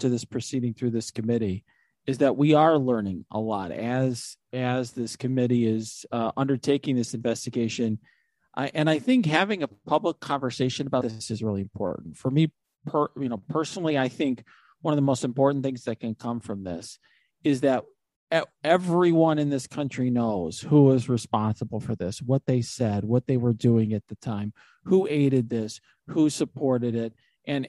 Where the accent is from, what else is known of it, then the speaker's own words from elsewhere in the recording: Naperville, Illinois, United States; my hometown in Naperville